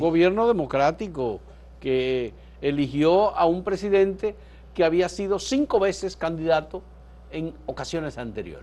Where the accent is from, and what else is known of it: Dominican Republic